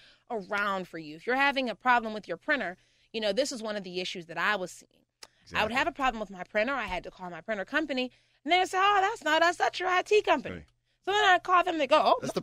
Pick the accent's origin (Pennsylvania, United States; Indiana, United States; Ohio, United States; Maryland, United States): Pennsylvania, United States; Pittsburgh; also born or lived in Murrysville, Pennsylvania; I'm a heart from the Pittsburgh girl. I graduated from Oakland Catholic.